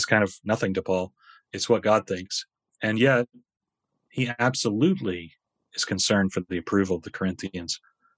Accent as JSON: {"language": "English", "country": "United States", "moved": "as an adult", "said": "I'm an American"}